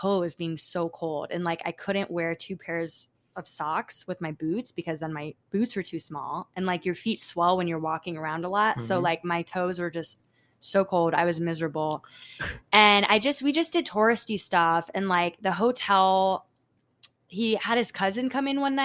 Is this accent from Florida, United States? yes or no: yes; Florida, United States; I grew up in Florida